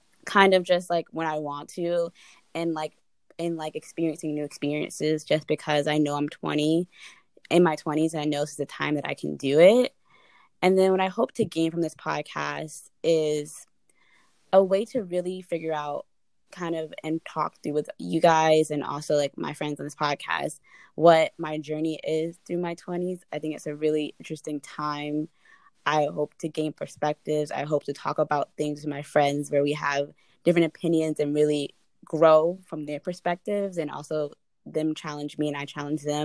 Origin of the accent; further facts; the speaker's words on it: Smyrna, Georgia, United States; moved away as an adult; now in Virginia, United States; I grew up in Smyrna, Georgia, which is right outside of Atlanta